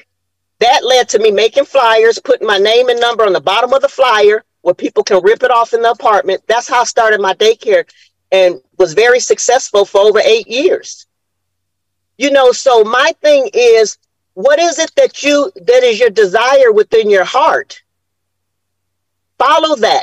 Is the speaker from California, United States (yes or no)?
yes; Los Angeles, California, United States; moved away as an adult; now in Atlanta, United States; being born in the 60s in Los Angeles